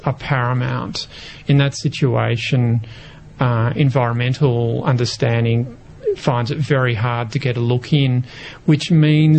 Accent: Victoria, Australia; I grew up in Victoria

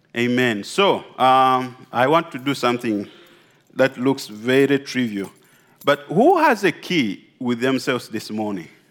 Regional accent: Uganda; I come from Uganda.

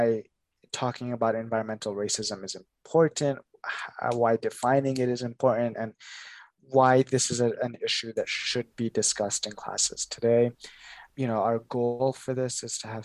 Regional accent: Toronto, Ontario, Canada; also born or lived in Kenya; growing up in Scarborough on the east side of Toronto

